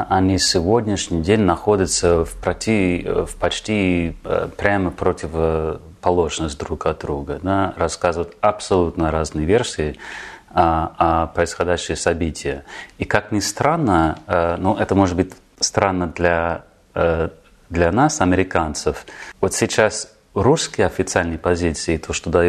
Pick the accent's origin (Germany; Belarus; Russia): Germany; born there; И родился в Германии, на самом деле.